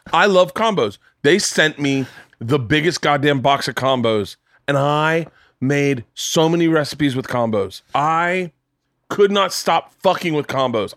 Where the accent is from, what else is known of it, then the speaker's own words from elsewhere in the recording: Florida, United States; I grew up in Florida